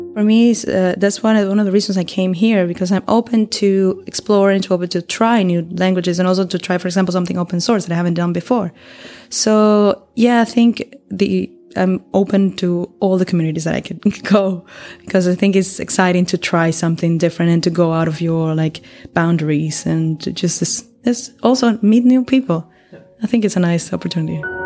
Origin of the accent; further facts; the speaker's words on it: Venezuela; moved away as an adult; now in Berlin, Germany; I come from Venezuela, and I've been living here in Berlin for three years already.